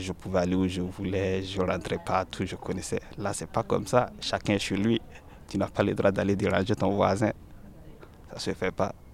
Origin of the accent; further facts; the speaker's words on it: Burkina Faso; moved away as an adult; now in France; Je suis burkinabé et je suis là depuis deux mille treize.